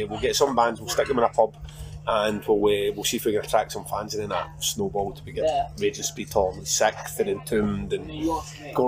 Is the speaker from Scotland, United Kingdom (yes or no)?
yes; Glasgow, Scotland, United Kingdom; I'm from Glasgow